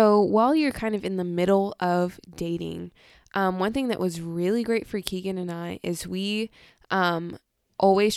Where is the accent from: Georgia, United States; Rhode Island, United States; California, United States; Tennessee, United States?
California, United States; I'm from California